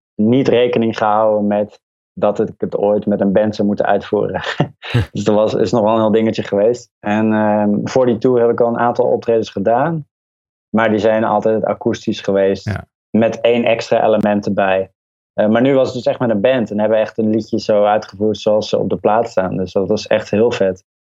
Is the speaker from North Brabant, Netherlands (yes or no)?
yes; North Brabant, Netherlands; Ik ben opgegroeid in Brabant in een dorpje.